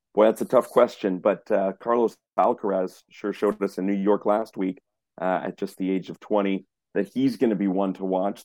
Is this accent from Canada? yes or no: yes; Montreal, Quebec, Canada; I grew up in Montreal.